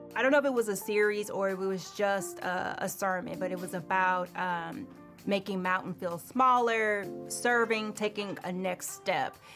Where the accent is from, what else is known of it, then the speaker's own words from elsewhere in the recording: Houston, Texas, United States; moved away as an adult; now in Maryland, United States; I'm from Houston, Texas, um, born and raised, and uh, I grew up in the church